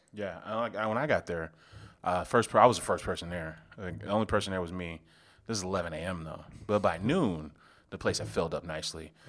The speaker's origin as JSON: {"language": "English", "area": "South Suburbs of Chicago", "region": "Illinois", "country": "United States", "lives_now": "Chicago, United States", "said": "I'm from the South Burbs, so I was out there, um, near Orland Park."}